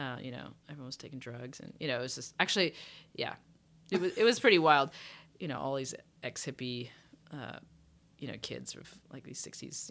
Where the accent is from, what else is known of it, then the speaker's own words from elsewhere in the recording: England, United Kingdom; moved away; I grew up in England.